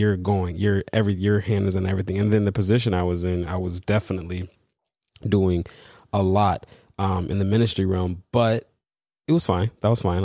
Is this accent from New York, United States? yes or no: yes; East Coast, New York, United States; moved away as an adult; also born or lived in Los Angeles; I'm from the East Coast